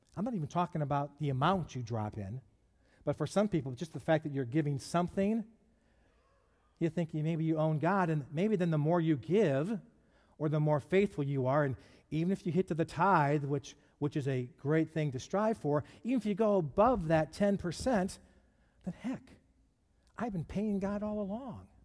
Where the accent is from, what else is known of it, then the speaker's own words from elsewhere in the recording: Detroit, Michigan, United States; I grew up in Detroit